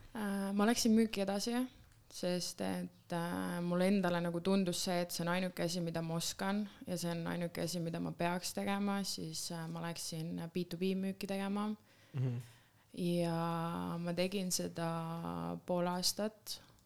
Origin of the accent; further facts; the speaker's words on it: Lääne-Viru County, Estonia; tulen Lääne-Virumaalt